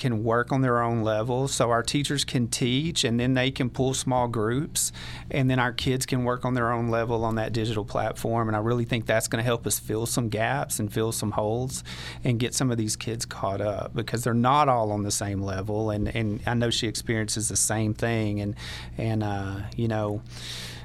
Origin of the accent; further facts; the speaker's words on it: East Texas, United States; moved away as an adult; also born or lived in Pecos, Texas; now in Dalhart, United States; I'm originally from East Texas